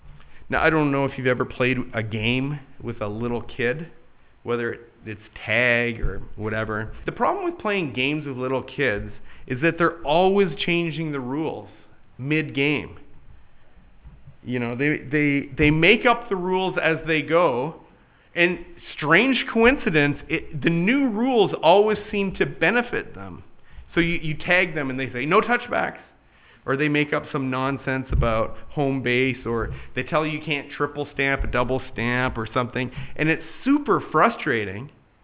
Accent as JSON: {"language": "English", "country": "United States"}